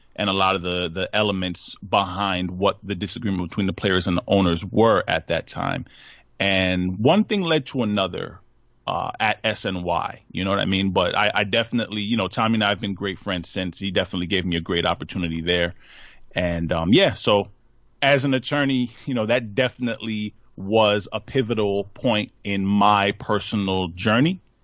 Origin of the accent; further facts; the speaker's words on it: Hempstead, New York, United States; Hofstra Law School out in Hempstead, my hometown, um, out in Long Island.